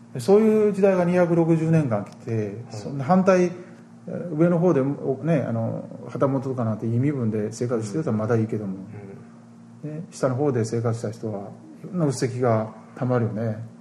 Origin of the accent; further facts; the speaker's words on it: Osaka, Japan; 私大阪です